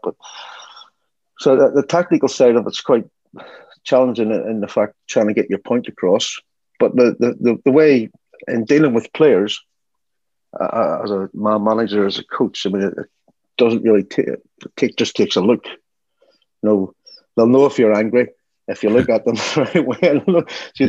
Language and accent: English; Ireland; moved away as an adult; also born or lived in Miami / Germany; when I grew up in Ireland